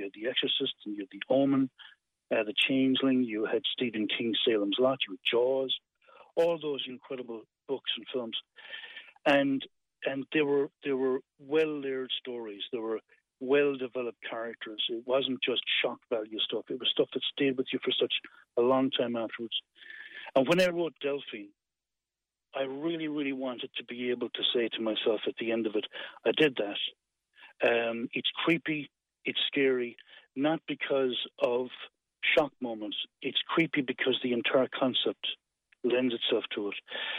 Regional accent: Rathkeale, Munster, Ireland; I'm from Rakeel. Grew up in a brilliant, bustling, vibrant, colourful West Limerick town.

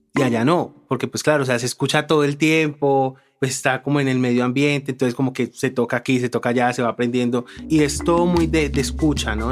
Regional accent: Palmira, Valle del Cauca, Colombia; also born or lived in Tolima; mi papá se vino como unos días para Palmira y mi mamá dijo como no, me voy, me voy, me voy, me voy. Llegué cuando tenía un mes de nacida

